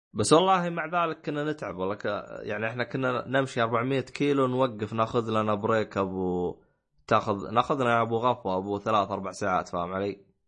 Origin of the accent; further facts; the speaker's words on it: Medina, Medina Province, Saudi Arabia; انا جاي من الشمال انا جاي من المدينه المنوره